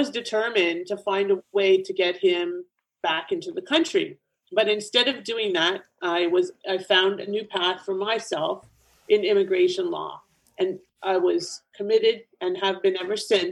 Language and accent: English; Canada; moved away as an adult; also born or lived in Ontario, Canada / Florida, United States; now in South Florida, United States; I'm originally from Canada myself. I'm here in South Florida now.